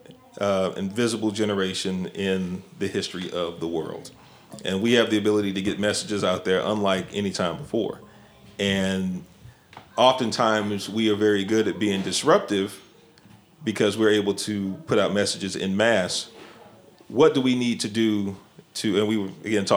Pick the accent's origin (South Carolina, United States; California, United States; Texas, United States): Texas, United States; Houston; growing up in Sunnyside, shout out to Sunnyside, my own neighborhood